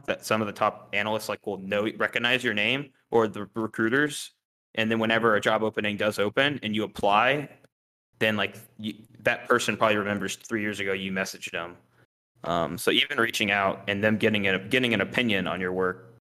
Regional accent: Houston, Texas, United States; moved away; I grew up in Houston

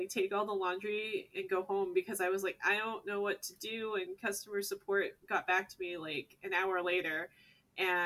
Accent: Northeast, United States; now in San Diego, United States; We're actually from the East Coast to the Northeast

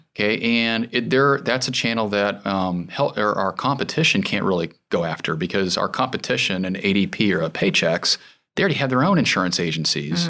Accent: Goshen, Indiana, United States; I was born in Goshen, Indiana.

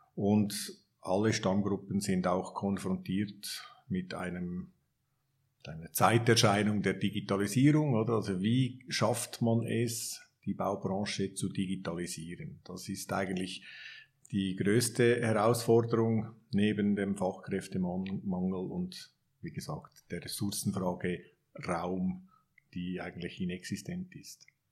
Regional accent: Switzerland; wir als Schweizer

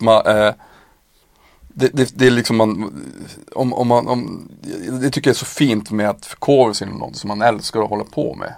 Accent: Piteå, Norrbotten County, Sweden; jag kommer ju själv från en bruksort, alltså såhär Piteå

